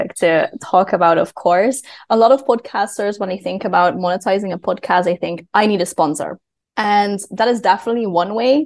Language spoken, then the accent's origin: English; Netherlands; moved away; I am from the Netherlands, but I work mostly with clients from the United States